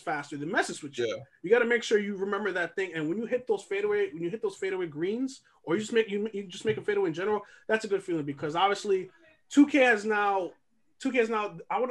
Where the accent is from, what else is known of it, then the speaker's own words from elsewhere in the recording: New York, United States; We're all born and raised in New York